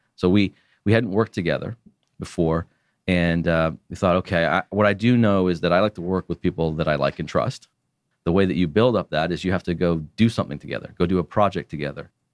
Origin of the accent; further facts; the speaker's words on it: Canada; as a Canadian